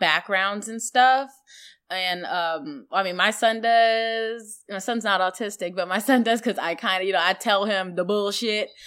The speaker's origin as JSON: {"language": "English", "region": "Virginia", "country": "United States", "tie": "born or raised there", "also_born_or_lived": "Iowa"}